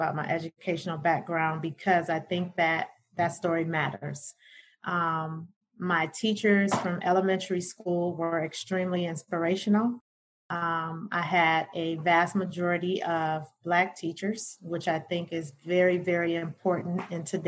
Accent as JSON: {"language": "English", "town": "Detroit", "region": "Michigan", "country": "United States", "tie": "born or raised there", "said": "I'm a native Detroiter, born and raised in Detroit. East Side child."}